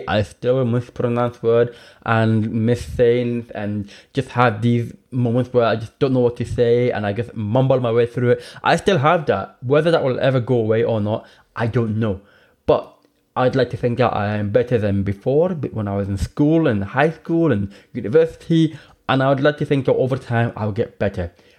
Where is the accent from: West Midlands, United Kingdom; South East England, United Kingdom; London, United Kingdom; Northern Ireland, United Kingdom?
Northern Ireland, United Kingdom; also born or lived in England; now in Scotland; I grew up in Northern Ireland and I've lived in Scotland, and then I went to England for university